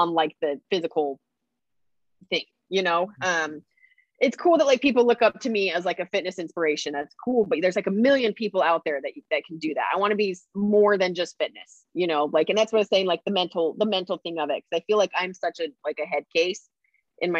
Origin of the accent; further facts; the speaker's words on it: Idaho, United States; I'm from Idaho. So like I grew up like camping and four wheeling and like hiking, being in the mountains